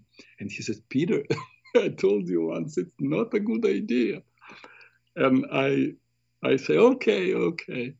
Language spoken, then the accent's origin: English; Ukraine; moved away; We're both from Ukraine